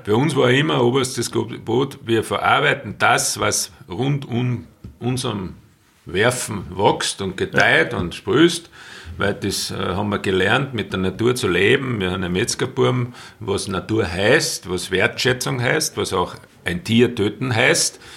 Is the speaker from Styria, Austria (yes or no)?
no; Salzburg Land, Austria; ich im Salzburger Land aufgewachsen bin